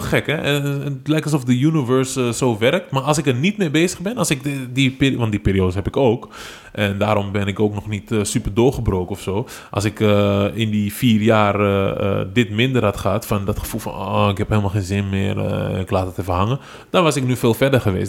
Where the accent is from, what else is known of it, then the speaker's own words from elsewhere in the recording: Amsterdam, North Holland, Netherlands; Dus, dus ik ben eigenlijk overal opgegroeid in Amsterdam en West.